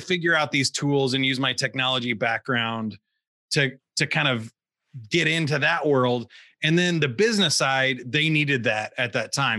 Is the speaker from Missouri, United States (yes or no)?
yes; Kansas City, Missouri, United States; I grew up in in the Missouri side of Kansas City